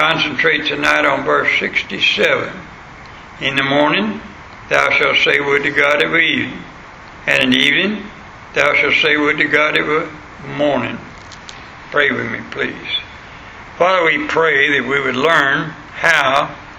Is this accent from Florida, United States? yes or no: yes; West Florida, United States; moved away; where I was born in West Florida